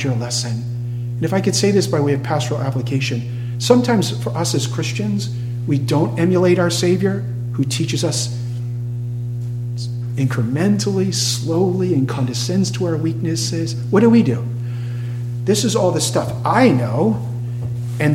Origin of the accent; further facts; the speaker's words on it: Cape Cod, Massachusetts, United States; I grew up on Cape Cod for many years